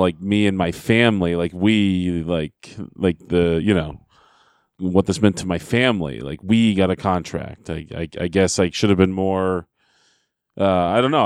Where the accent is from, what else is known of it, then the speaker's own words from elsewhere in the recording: Derry, New Hampshire, United States; Derry, New Hampshire, my hometown.